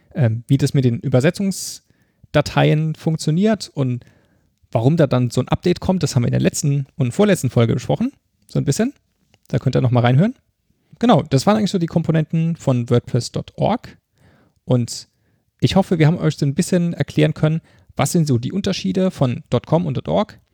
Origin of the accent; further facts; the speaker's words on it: Mannheim, Baden-Württemberg, Germany; accent: Mannheimerisch; Ich liebe meine Heimatstadt